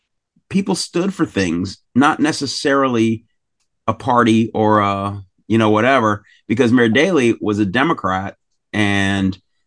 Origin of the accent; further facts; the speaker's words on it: La Mesa, California, United States; I'm from La Mesa, but nobody knows where La Mesa is. So I say San Diego.